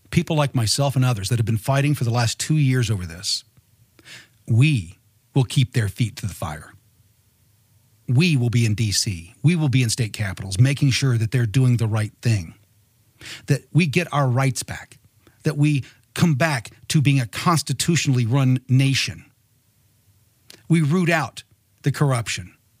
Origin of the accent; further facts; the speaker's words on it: Martinsville, Indiana, United States; moved away; I'm originally from Martinsville, Indiana.